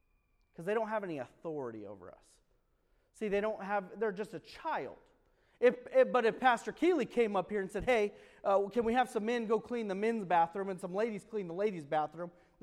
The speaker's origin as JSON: {"language": "English", "country": "United States", "tie": "born or raised there", "said": "I grew up in America"}